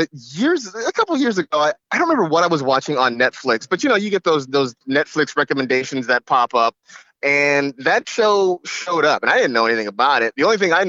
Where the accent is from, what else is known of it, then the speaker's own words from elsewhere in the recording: United States; being an American